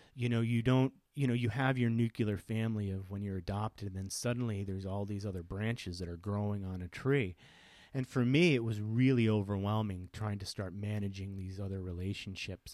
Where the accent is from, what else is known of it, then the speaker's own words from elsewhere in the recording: Connecticut, United States; I grew up in Connecticut